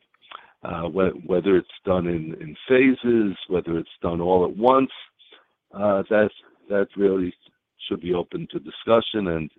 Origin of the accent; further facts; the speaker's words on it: United States; There is a path, as I told you before, I grew up in the United States.